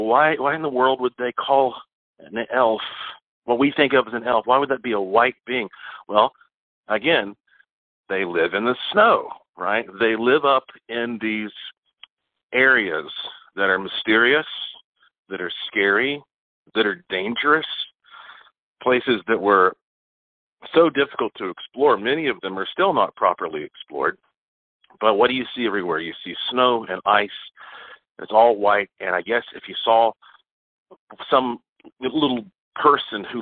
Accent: Asheville, North Carolina, United States; growing up in Western North Carolina

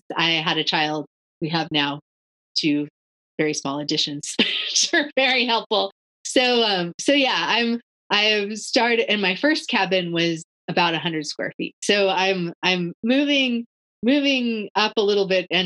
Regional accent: Washington, United States; also born or lived in Barcelona / Guatemala; now in North Carolina, United States; I grew up in Washington State

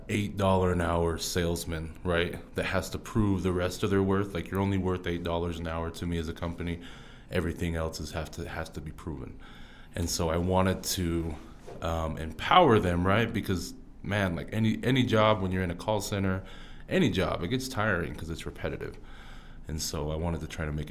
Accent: Orem, Utah, United States; also born or lived in Fiji / Kansas City; so I was born out in uh, Fiji. Okay. Yep. And so uh, that's where my mom was at, and so I was adopted from Fiji, brought straight to Orem, Utah, and been there ever since three months.

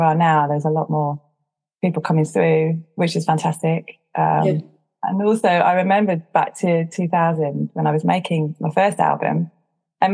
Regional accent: Chichester, South East England, United Kingdom; now in London, United Kingdom; I grew up in West Sussex. It's not exactly a melting pot of different cultures at Chichester. But I live in London

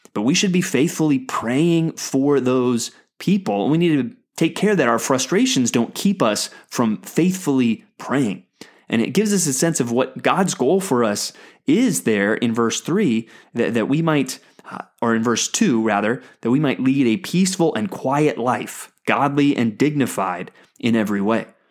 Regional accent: United States; as an American

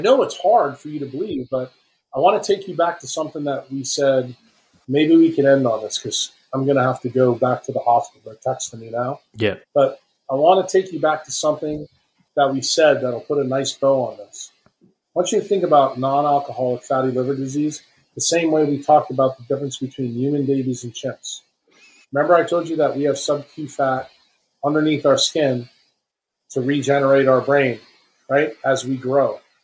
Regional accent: New York City, New York, United States; moved away; when I was young, growing up in Manhattan

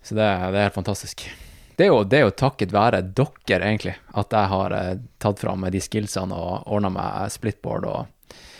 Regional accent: Tromsø, Troms, Norway; also born or lived in United States; Det er jo jeg også

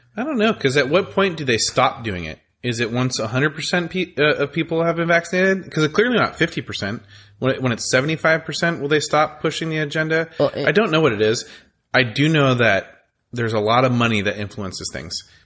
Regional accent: California, United States; also born or lived in Texas; I grew up in California

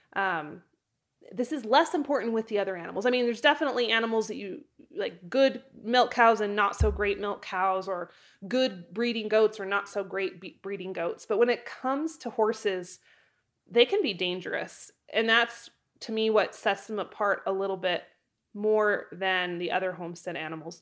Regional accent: Idaho, United States; moved away as an adult; also born or lived in Wyoming; move from my hometown in Idaho to Wyoming when I was eighteen years old

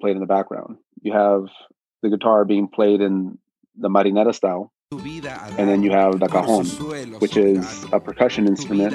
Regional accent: United States; also born or lived in Peru; I consider myself Peruvian American

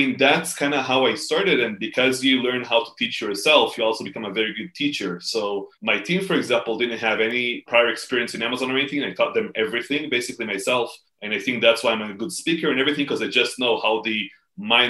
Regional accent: Israel; in Israel, I'm from Israel. So in Israel, you serve in the military

